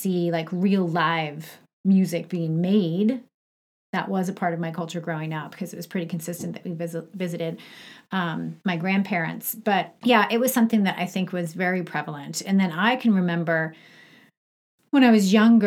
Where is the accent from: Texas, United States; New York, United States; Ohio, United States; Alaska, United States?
New York, United States; Long Island; moved away as an adult; also born or lived in Syracuse / Atlanta; I grew up in Long Island